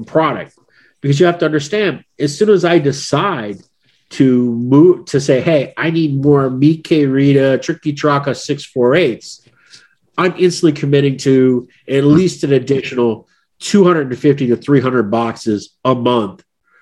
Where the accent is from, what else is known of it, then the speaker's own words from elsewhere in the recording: United States; as an American